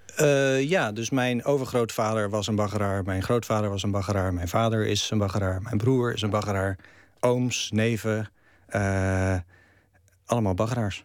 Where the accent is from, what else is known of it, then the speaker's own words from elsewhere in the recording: Netherlands; first language Dutch; moved away; ik een Nederlander ben. En dat Nederland het, het, het land is waar ik vandaan kom. En dat het Nederlands mijn taal is.